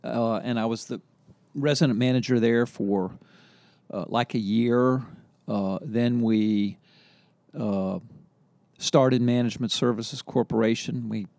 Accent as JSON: {"language": "English", "town": "Charleston", "region": "West Virginia", "country": "United States", "moved": "yes", "lives_now": "Charlottesville, United States", "said": "I'm from Charleston, West Virginia."}